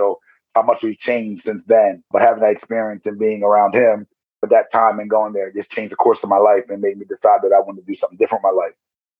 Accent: Blue Bell, Pennsylvania, United States; So I grew up in Penland area, which is like outside of Bluebell. That's where I was born.

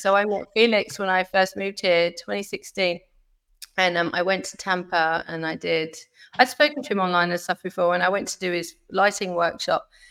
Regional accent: United Kingdom; moved away as an adult; now in Florida, United States; me being British

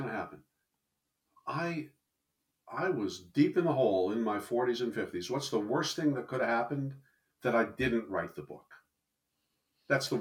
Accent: New Jersey, United States; I'm from New Jersey

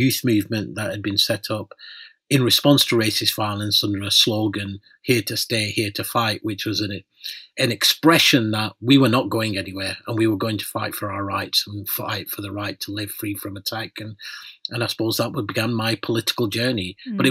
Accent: north of England, United Kingdom; also born or lived in Pakistan; I was born in Pakistan. I came to the UK along with my parents, and I grew up in a working class town in the north of England.

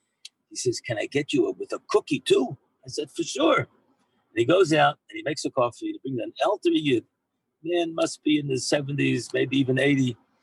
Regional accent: Israel; And then I tell him, I'm a Yid, I'm from Eretz Yisrael.

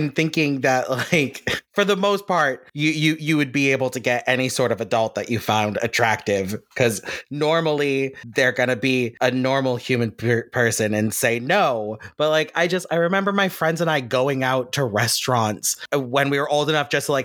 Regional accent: near Framingham, Massachusetts, United States; the town right next to my hometown had a community college

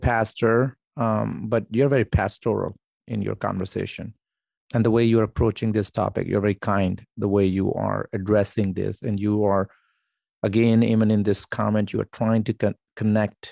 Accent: Pakistan; moved away; I come from Pakistan

